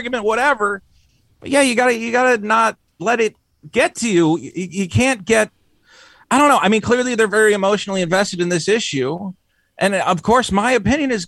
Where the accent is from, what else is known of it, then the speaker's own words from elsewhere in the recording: Amherst, Massachusetts, United States; moved away; I'm from Massachusetts